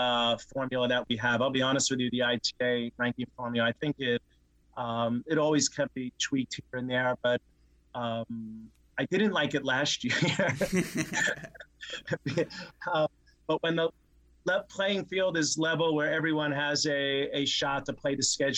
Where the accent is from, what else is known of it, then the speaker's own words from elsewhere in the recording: New York, United States; moved away; growing up in New York, what changed my life was going to the Columbia matches when I was a kid